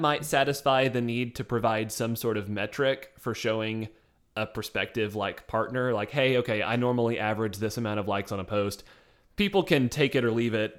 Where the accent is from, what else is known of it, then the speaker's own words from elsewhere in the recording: the South, United States; we come from the South